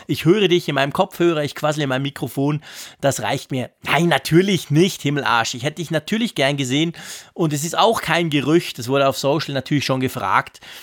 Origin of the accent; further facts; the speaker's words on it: Switzerland; ich bin ein Schweizer